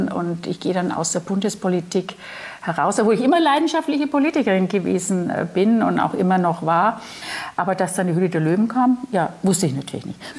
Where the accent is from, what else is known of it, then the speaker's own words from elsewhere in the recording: Nuremberg, Bavaria, Germany; born there; Ja, bin geboren in Nürnberg